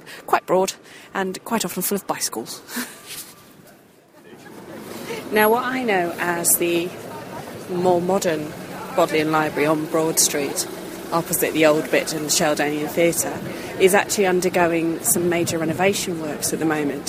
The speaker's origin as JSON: {"language": "English", "town": "Thame", "region": "South East England", "country": "United Kingdom", "tie": "born or raised there", "said": "where I grew up, Tame, is only 13 miles away"}